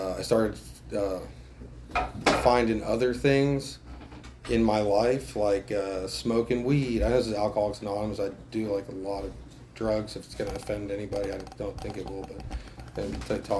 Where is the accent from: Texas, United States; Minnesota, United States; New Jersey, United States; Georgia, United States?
New Jersey, United States; I grew up in New Jersey